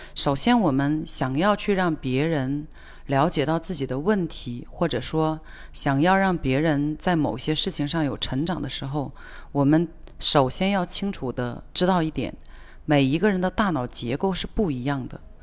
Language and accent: Chinese; China; 我们中国人